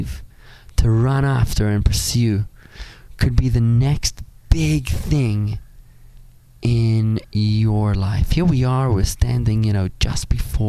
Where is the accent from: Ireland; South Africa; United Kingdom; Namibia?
South Africa; now in Palm Beach Gardens, United States; I'm a South African kid